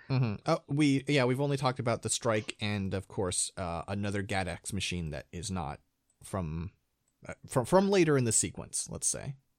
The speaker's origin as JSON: {"language": "English", "region": "Midwest", "country": "United States", "tie": "born or raised there", "moved": "yes", "lives_now": "California, United States", "said": "I was born in California, now I live in California, but my youth growing up was spent in, uh, in the Midwest"}